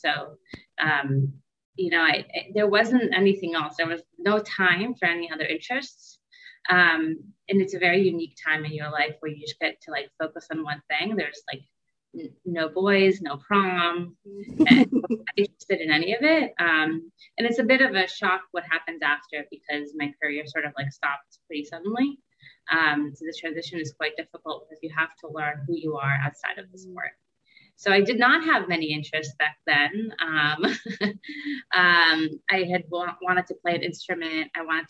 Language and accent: English; Israel; also born or lived in United States; now in New York, United States; Aside from that, I'm originally from Israel. I've been back and forth between Israel and the US pretty much my whole life. And now I currently live in New York.